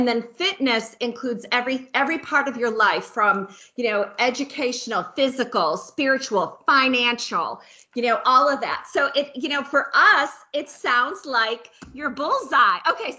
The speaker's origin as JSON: {"language": "English", "region": "Tennessee", "country": "United States", "said": "We're from Tennessee."}